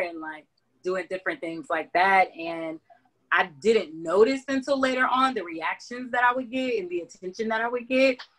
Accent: Augusta, Georgia, United States; also born or lived in Atlanta, Georgia; I was born in Atlanta. We moved here when I was three, so I'm from Augusta

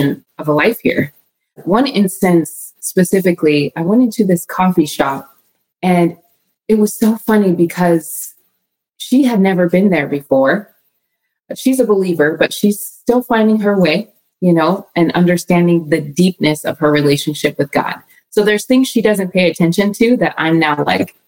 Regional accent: Colorado, United States; we're from Colorado

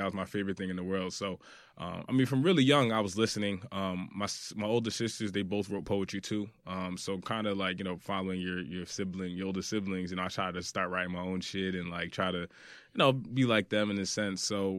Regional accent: Brooklyn, New York, United States; born there; I was born in Brooklyn. So growing up, I was out here a lot, especially on weekends with family.

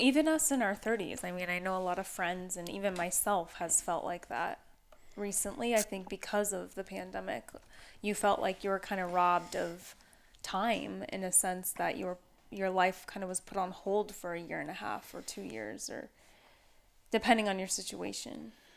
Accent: Battle Ground, Washington, United States; moved away; I haven't even been back to my hometown where I grew up in Washington

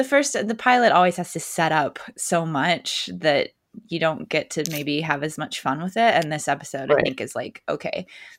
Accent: West Coast, United States; growing up on the West Coast

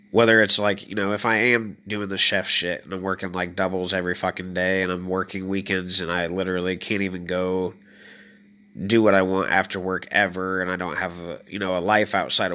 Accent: Illinois, United States; moved away; when I first moved there, it is just like the land of opportunities, 100%. And I mean that because I came from Illinois where it is nothingness.

